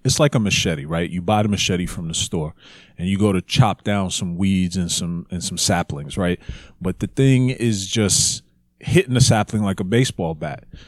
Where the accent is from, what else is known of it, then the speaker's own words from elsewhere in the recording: Jamaica; we're Jamaican